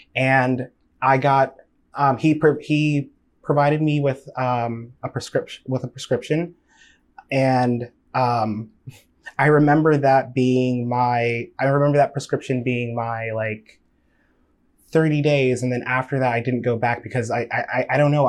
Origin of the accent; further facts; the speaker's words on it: Nigeria; I'm Nigerian.